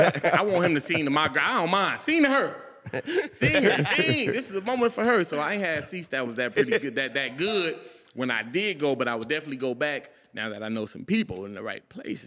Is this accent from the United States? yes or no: yes; Los Angeles, California, United States; I'm from Watts, California